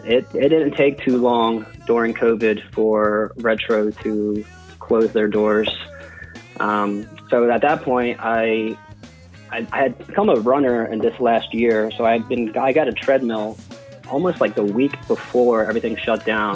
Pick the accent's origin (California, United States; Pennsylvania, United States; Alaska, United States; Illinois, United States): Pennsylvania, United States; Hatboro; grew up in a house in Hatboro